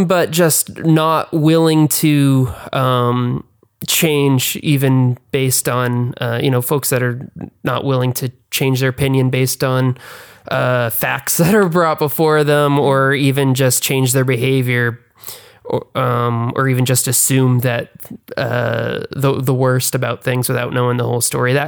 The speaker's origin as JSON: {"language": "English", "town": "Keene", "region": "New Hampshire", "country": "United States", "tie": "born or raised there", "moved": "as an adult", "lives_now": "Los Angeles, United States", "said": "I grew up actually in Keene, New Hampshire, which is in the middle of nowhere."}